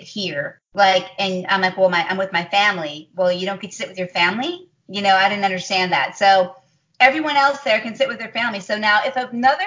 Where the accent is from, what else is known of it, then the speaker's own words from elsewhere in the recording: Chicago, Illinois, United States; Chicago, my hometown. I love Chicago